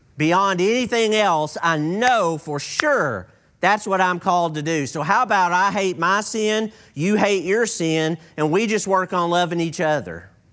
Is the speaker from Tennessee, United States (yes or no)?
no; East Texas, United States; I grew up in East Texas